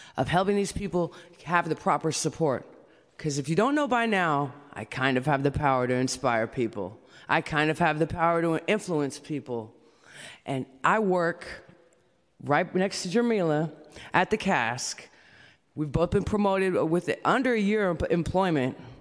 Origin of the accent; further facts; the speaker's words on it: San Francisco, California, United States; I'm from San Francisco, California